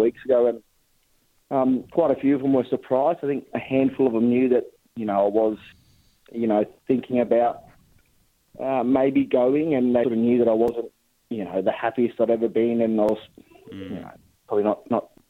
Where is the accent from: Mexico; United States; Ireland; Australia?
Australia; Tiwi Islands, Northern Territory; the way that I grew up playing, that Tiwi style of football